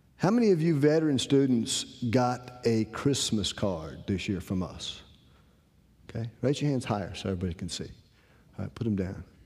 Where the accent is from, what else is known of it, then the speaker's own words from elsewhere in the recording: Rocky Mount, North Carolina, United States; I'm from Rocky Mountain, North Carolina.